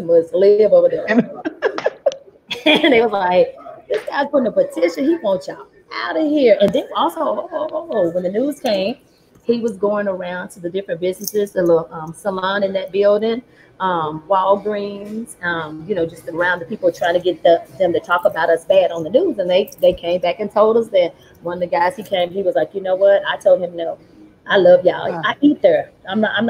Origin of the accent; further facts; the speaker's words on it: Dallas, Texas, United States; I'm from Oak Cliff, Texas